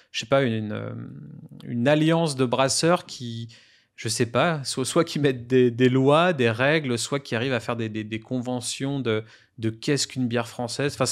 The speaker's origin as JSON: {"language": "French", "country": "France"}